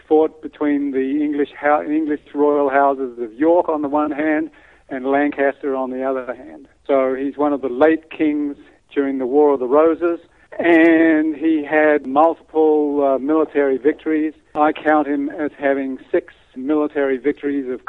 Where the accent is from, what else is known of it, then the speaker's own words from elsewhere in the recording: Adelaide, South Australia, Australia; moved away as an adult; also born or lived in Houston / Atlanta, Georgia; now in San Antonio, United States; I was originally from Australia, and I went to a private school in Adelaide